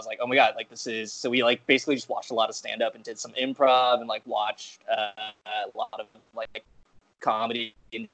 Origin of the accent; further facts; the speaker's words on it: Nebraska, United States; I grew up in Nebraska, and there was not a lot of, there's really no comedy scene there